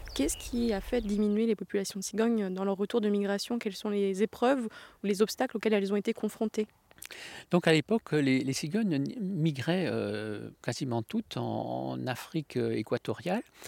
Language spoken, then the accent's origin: French; Alsace, Grand Est, France; Depuis mon enfance, il y a toujours eu des cigognes en Alsace